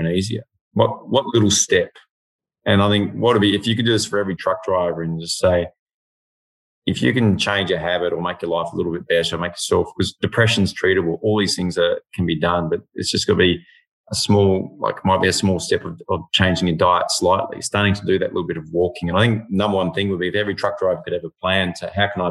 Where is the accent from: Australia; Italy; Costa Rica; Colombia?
Australia; Western Australia; now in Victoria, Australia; being West Aussie